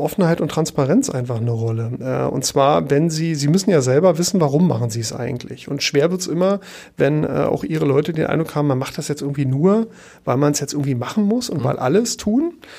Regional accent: Berlin, Germany; moved away as an adult; also born or lived in Paris; now in Hamburg, Germany; ich bin ja in Ostberlin geboren

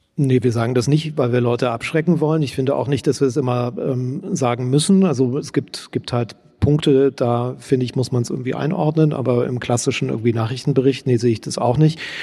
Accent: East Germany, Germany; Ich als Ostdeutscher

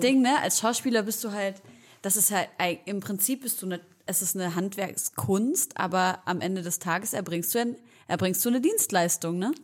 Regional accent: Leipzig, Saxony, Germany; wir kommen beide aus Leipzig. Wir kommen beide aus Leipzig

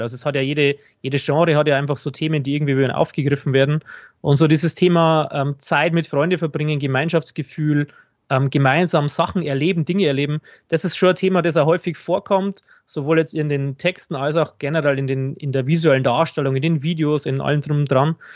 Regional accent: Regensburg, Bavaria, Germany; ich komme aus Regensburg

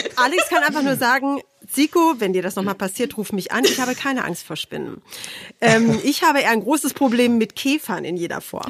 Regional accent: Hanover, Lower Saxony, Germany; moved away; ich komme ja ursprünglich aus Hannover

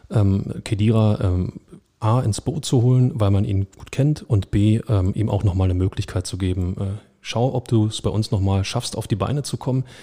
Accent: Berlin, Germany; da stehst du auch als Berliner davor

